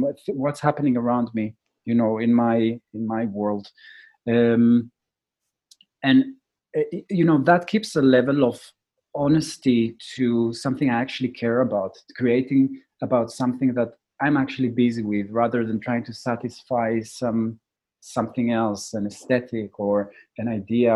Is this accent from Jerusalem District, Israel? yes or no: yes; Jerusalem, Jerusalem District, Israel; I was born in Jerusalem, grew up in Israel, a highly intense place